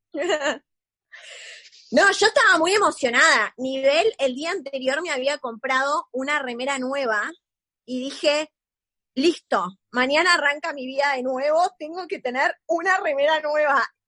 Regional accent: Neuquén, Argentina; moved away as an adult; now in Buenos Aires, Argentina; yo soy de Neuquén

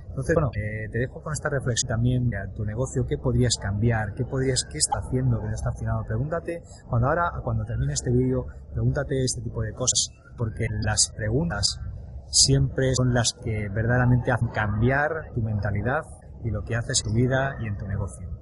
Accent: Spain; yo tengo unos valores, una ética, una forma de expresar por haber nacido en España. Aunque ya sabes que no soy del todo español, pero nací en España

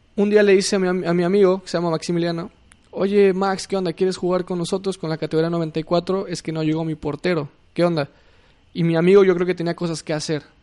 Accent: Mexico City, Mexico; Soy de la Ciudad de México.

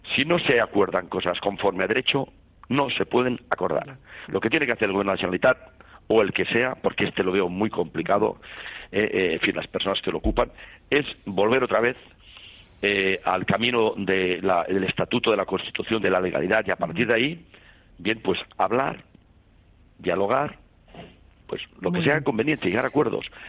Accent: Catalonia, Spain; somos españoles y catalanes

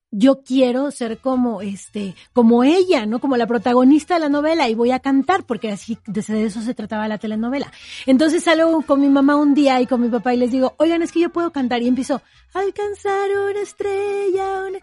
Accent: Oaxaca, Mexico; a los siete años de edad en mi tierra natal, Oaxaca

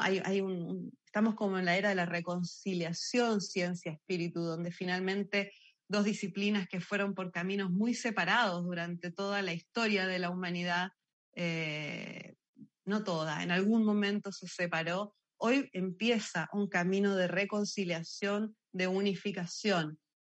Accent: Argentina; now in Chile; Yo soy argentina, nacida y criada

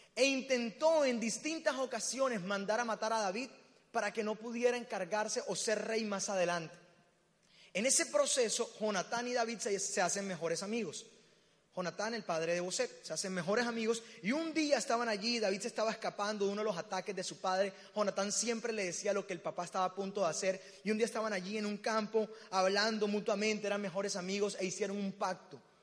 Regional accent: Barranquilla, Atlántico, Colombia; accent: costeño; moved away as an adult; now in Medellín, Colombia; Me encanta estar en mi tierra. Yo no soy paisa, soy barranquillero.

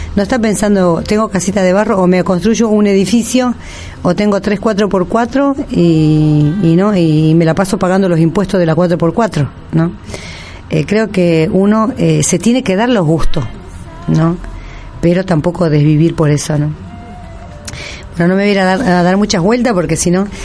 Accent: northern Argentina, Argentina; moved away; nosotros en el norte

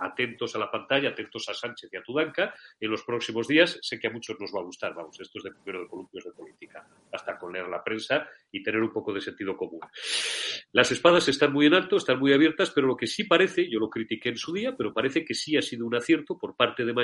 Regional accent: Zamora, Castile and León, Spain; me considero un castellano leonés pata negra, porque los zamoranos somos como los de Bilbao, podemos nacer donde nos salga de, donde nos dé la gana.

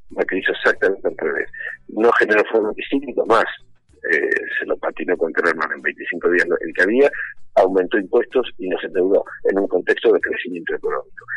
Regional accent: Buenos Aires, Argentina; also born or lived in Lomas de Zamora, Buenos Aires Province / Bahía Blanca; no nací en Capital. Yo viví dos años en Bahía Blanca, con seis y siete años, y después, y desde los ocho en adelante, yo viví en la ciudad de Buenos Aires

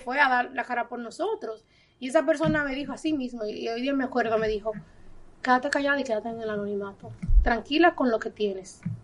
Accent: Dominican Republic; moved away; no nací aquí, pero soy dominicana de pura cepa. Yo llegué a este país a los 20 días de nacida

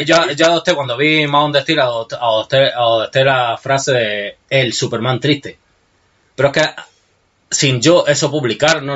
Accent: Granada, Andalusia, Spain

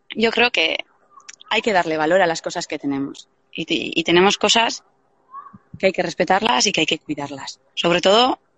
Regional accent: Deba, Basque Country, Spain; yo porque soy de Deva, yo la primera vez que fui a la iglesia de Deva en visita guiada

